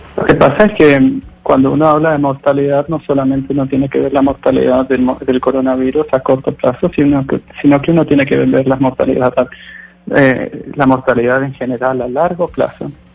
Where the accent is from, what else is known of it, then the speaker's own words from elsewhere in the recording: Argentina; now in Sweden; yo soy argentino, tengo toda mi familia en Argentina